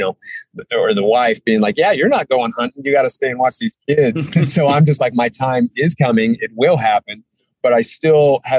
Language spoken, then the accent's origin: English; Hailey, Idaho, United States; also born or lived in Sun Valley, Idaho; now in Utah, United States; I grew up in Idaho. So I was born in Sun Valley, Idaho, grew up outside of Haley